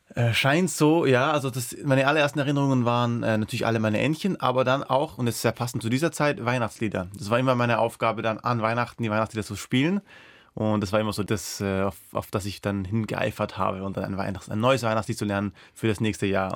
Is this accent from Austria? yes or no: yes; Austria; first language Persian; German is a second language; Ich als Österreicher